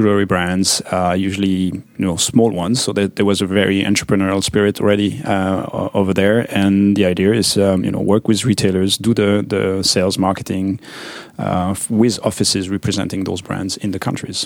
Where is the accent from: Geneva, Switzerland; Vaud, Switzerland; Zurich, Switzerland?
Vaud, Switzerland; Vallée de Joux; I grew up in the mountains in Switzerland